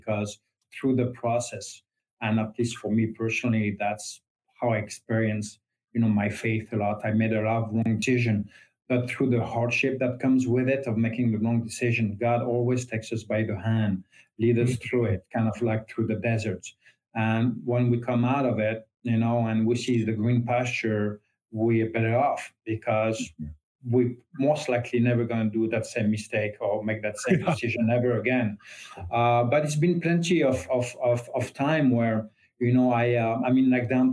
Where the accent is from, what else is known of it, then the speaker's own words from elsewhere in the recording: France; English is a second language; moved away as an adult; now in United States; I was raised Catholic, as 99% of the French people